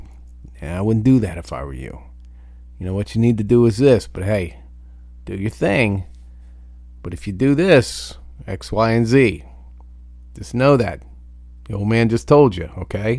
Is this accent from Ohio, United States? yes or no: yes; Ohio, United States; moved away; I grew up in Ohio. That's fucking home to me